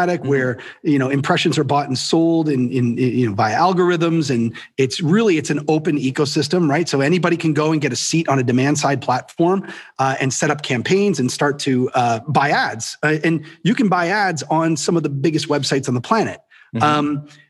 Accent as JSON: {"language": "English", "country": "Canada", "said": "I'm Canadian"}